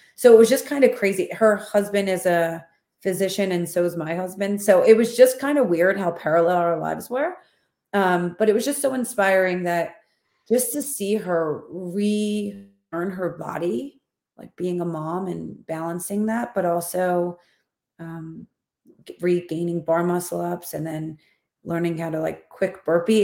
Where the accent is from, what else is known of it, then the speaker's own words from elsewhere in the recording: Philadelphia, Pennsylvania, United States; accent: Philadelphia; moved away as an adult; now in Houston, United States; I was born and raised in Philadelphia, and my whole family lives there